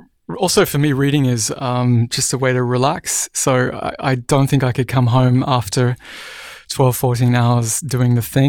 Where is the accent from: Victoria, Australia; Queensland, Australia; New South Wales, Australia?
Queensland, Australia; Cairns; also born or lived in Brisbane; So we moved from Cairns, far north Queensland, up into the mountains, which is the rainforested area of Australia, down to Brisbane.